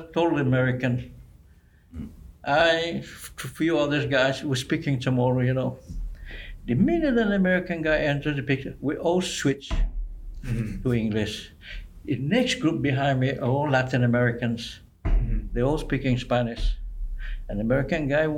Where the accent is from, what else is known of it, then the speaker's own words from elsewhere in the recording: Guam; moved away as an adult; now in Washington, DC, United States; are you from Guam? I said, yes